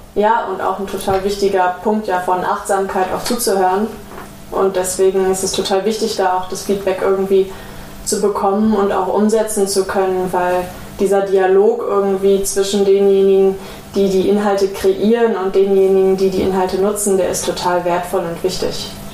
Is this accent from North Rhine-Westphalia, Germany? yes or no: yes; Ruhr area, North Rhine-Westphalia, Germany; Ich bin zwar im Pott aufgewachsen